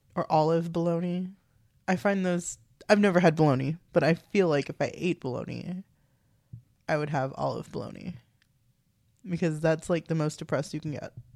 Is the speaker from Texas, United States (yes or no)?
yes; Texas, United States; We're from Texas